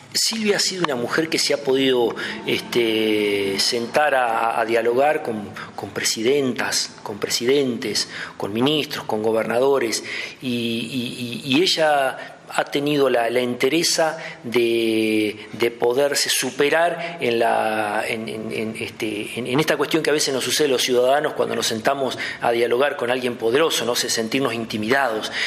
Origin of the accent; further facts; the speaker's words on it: Doblas, La Pampa, Argentina; also born or lived in La Plata; now in Santa Rosa, Argentina; nativo de, un pueblito de acá cerca, de Doblas